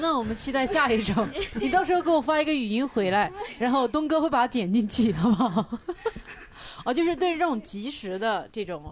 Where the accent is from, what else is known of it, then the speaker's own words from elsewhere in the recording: Kunming, Yunnan, China; now in Beijing, China; 如果我在我的老家做这个事情，我是很。很难跟我的家里人有一个完美的解释。比如说，我家里人会问我什么时候去昆明演出